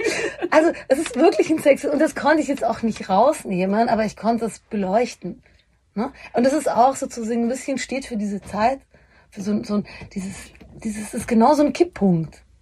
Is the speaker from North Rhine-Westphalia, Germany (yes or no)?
no; Bavaria, Germany; Aber auch äh, Homosexualität war damals noch, ich komme aus Bayern, das müssen wir schon noch so ein bisschen, das ist voll okay